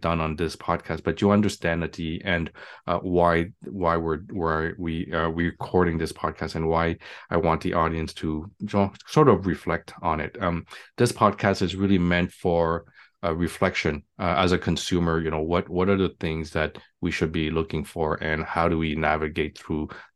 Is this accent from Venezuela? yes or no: no; Montreal, Quebec, Canada; now in Toronto, Canada; I'm from Montreal